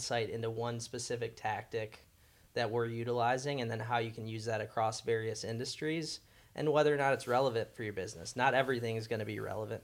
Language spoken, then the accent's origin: English; near Detroit, Michigan, United States; moved away as an adult; now in Nashville, United States; growing up near Detroit